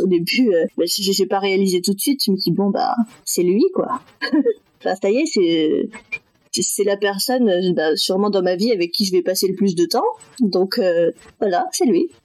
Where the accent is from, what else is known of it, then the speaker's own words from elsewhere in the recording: Metz, Grand Est, France; also born or lived in Thai Binh, Vietnam / Berlin, Germany; j'ai été adoptée par deux parents français et du coup j'ai grandi à Metz, dans le nord-est de la France